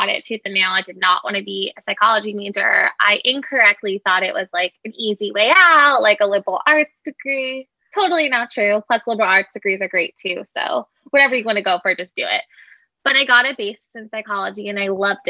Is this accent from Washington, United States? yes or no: no; Long Island, New York, United States; I am from New York. So I actually stayed on Long Island